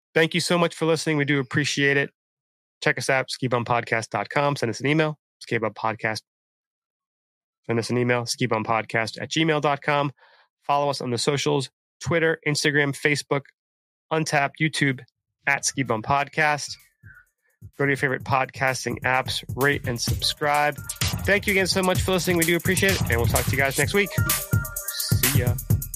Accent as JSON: {"language": "English", "region": "New Jersey", "country": "United States", "said": "I'm I'm from Jersey"}